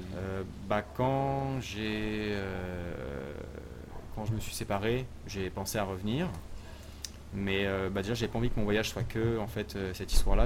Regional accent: western suburbs of Paris, Île-de-France, France; moved away as an adult; also born or lived in Sherbrooke, Canada / Quebec City, Canada; now in Montreal, Canada; en fait je viens de Paris, je suis, euh, né en banlieue de, Paris, en l'Ouest

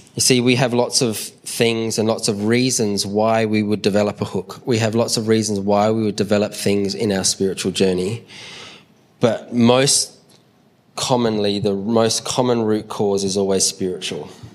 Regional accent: Adelaide, South Australia, Australia; we're from Adelaide and Adelaide Airport's small

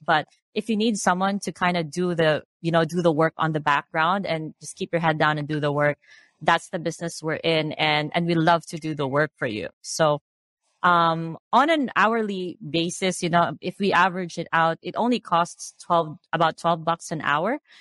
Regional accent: Philippines; I grew up in the Philippines. I'm Filipina.

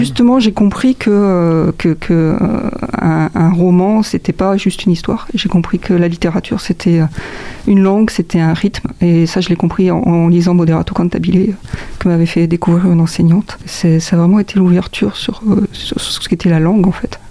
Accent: Montargis, Centre-Val de Loire, France; je suis né à Montargis, dans le, dans le centre de, de la France.

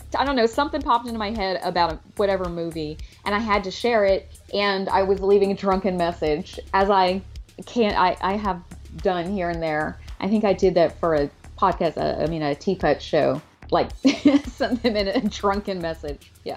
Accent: Alabama, United States; moved away as an adult; also born or lived in California / New York; now in New York City, United States; I'm originally from California, but I moved to Alabama when I was four

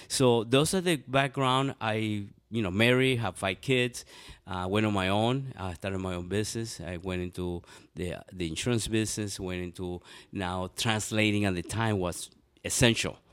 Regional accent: Venezuela; now in Columbus, United States; I was born in Venezuela

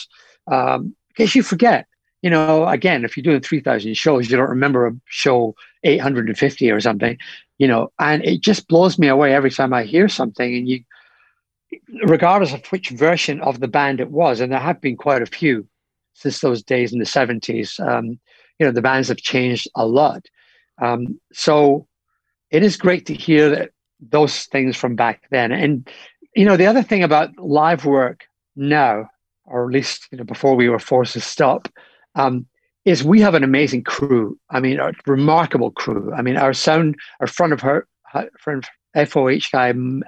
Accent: Scotland, United Kingdom; in my home, well, not in my hometown, but in Glasgow, in Scotland.

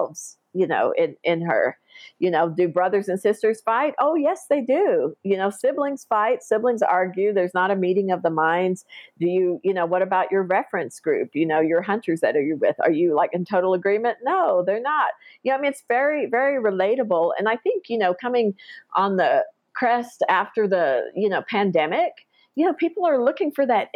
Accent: Faxon, Oklahoma, United States; also born or lived in Lawton, Oklahoma / Apache, Oklahoma; I grew up on out in Faxon, Oklahoma, and Apache, Oklahoma

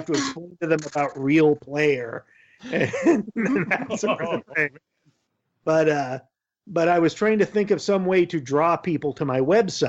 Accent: Yakima Valley, Eastern Washington State, United States; I grew up in the Yakima Valley of Eastern Washington State

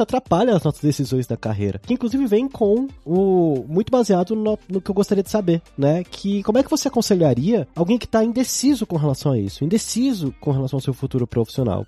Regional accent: Brasília, Federal District, Brazil; eu sou de Brasília

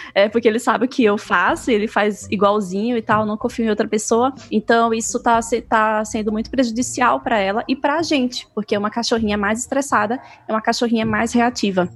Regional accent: Maceió, Alagoas, Brazil; moved away as an adult; now in Mato Grosso do Sul, Brazil; eu sou de Maceió

